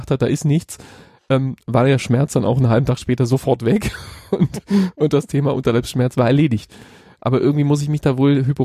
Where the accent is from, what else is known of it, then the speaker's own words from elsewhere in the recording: Hamburg, Germany; um meine Heimatstadt Hamburg im hellsten